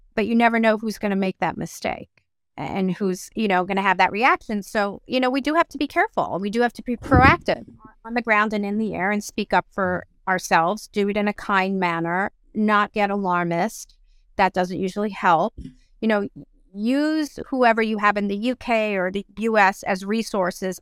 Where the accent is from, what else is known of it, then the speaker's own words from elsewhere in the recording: South Africa; moved away; I was born in South Africa and I wanted to take my family back there